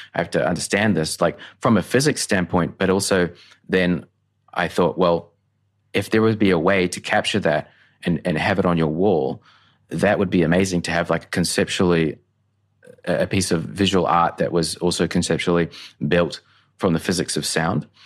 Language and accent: English; Tauranga, Bay of Plenty, New Zealand; now in Brisbane, Australia; I grew up in a small town, Tauranga, New Zealand